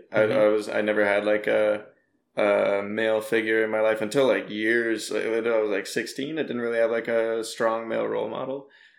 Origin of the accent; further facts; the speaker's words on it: Brampton, Ontario, Canada; moved away as an adult; also born or lived in Toronto; now in Vancouver, Canada; I'm like near Brampton.